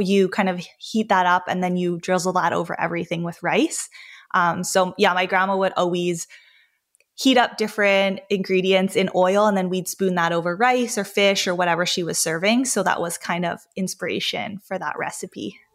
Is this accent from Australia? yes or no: no; Vancouver, British Columbia, Canada; I grew up in Vancouver, British Columbia, Canada